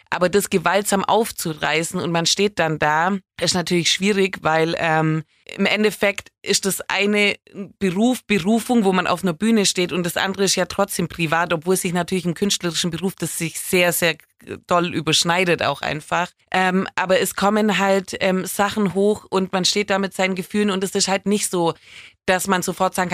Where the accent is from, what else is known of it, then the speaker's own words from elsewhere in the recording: Baden-Württemberg, Germany; accent: Swabian; mein schauspielerisches Talent hat sich natürlich auch sehr in Grenzen gehalten wegen meinem schwäbischen Akzent.